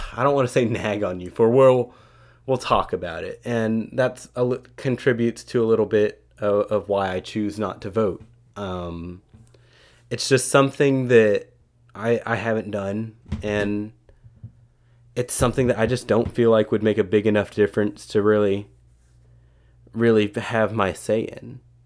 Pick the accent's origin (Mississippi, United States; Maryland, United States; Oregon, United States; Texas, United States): Texas, United States; as a half Filipino American citizen from Texas